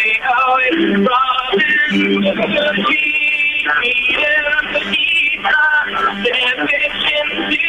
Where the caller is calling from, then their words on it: Toronto, Ontario, Canada; also born or lived in Vancouver; I'm going from Toronto.